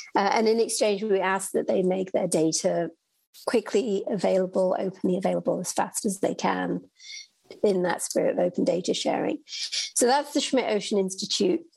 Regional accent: United Kingdom; moved away; I'm from the United Kingdom, and so I actually grew up uh, interested in space in astronomy and living in the UK

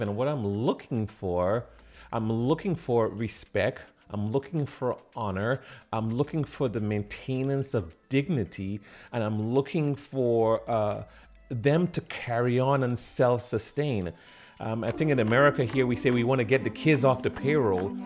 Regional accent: Trinidad & Tobago; moved away as an adult; also born or lived in California; I grew up in the Caribbean, in the island of Trinidad and Tobago, before um, 18 years old, going to California

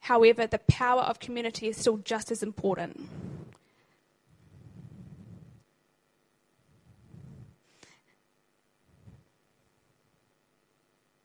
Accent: New Zealand; now in Christchurch, New Zealand; I'm actually not from Christchurch. I'm actually from up north.

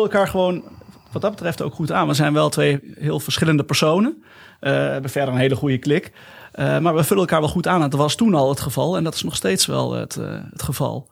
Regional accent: Nijmegen, Gelderland, Netherlands; now in Eefde, Netherlands; Ik ben geboren in Nijmegen

